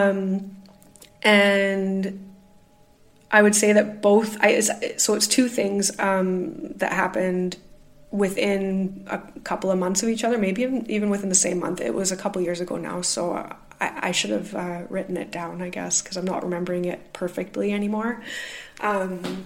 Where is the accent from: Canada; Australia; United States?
Canada; now in Glasgow, United Kingdom; I am the Canadian living in Glasgow, UK